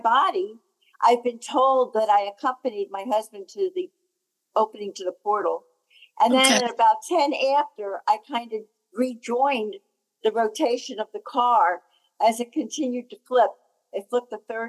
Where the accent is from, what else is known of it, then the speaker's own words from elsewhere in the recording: New Jersey, United States; I'm from New Jersey, New Jersey